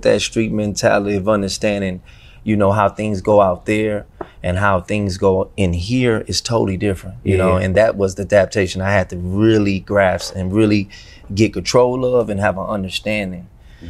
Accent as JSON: {"language": "English", "town": "Houston", "region": "Texas", "country": "United States", "tie": "born or raised there", "said": "I'm from Houston, North Side to be exact"}